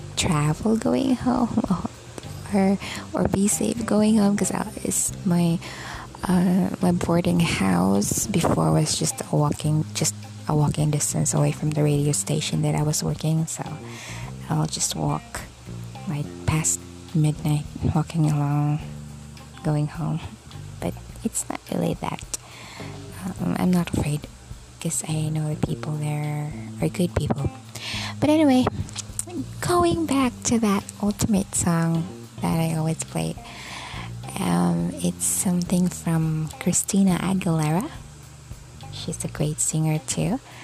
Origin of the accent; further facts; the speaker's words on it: Philippines; I was born here in the Philippines